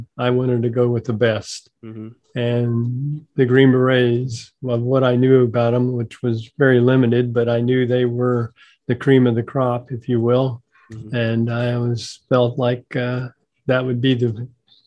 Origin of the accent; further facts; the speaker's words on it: rural Missouri, United States; I grew up in rural Missouri. I grew up on a farm, was actually born on a farm, and spent my first 18 years on the farm